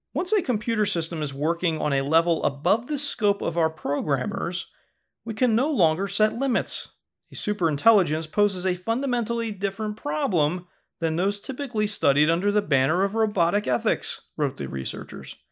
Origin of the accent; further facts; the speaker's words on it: United States; we say fall here in America